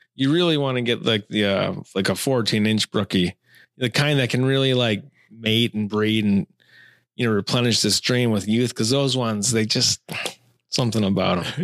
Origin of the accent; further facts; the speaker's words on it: Taylors Falls, Minnesota, United States; I grew up in Taylor's Falls, Minnesota. Like, for the first, uh, nineteen years of my life